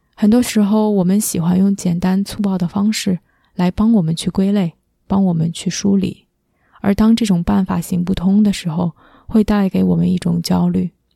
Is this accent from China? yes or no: yes; Beijing, China; moved away as an adult; also born or lived in Nanjing, China / United States; now in Toronto, Canada; 我是一个土生土长的北京人，嗯，在北京居住了十八年之后，去南京读的大学，二零零八年赴美留学，之后在北美一直居住了十二年，一八年从美国搬到了加拿大，现在目前在多伦多